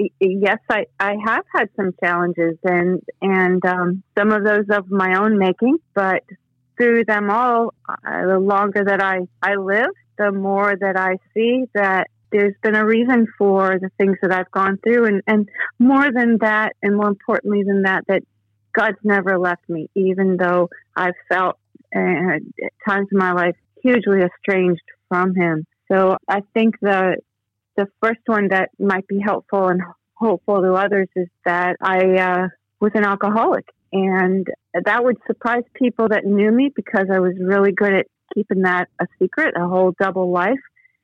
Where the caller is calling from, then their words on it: West Palm Beach, Florida, United States; I'm calling from South Florida, West Palm Beach.